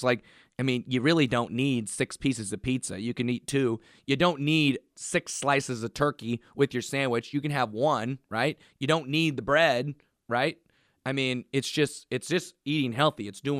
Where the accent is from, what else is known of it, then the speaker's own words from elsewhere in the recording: Massachusetts, United States; accent: Boston; because everybody knew my penchant for loving banana bread and my Boston accent.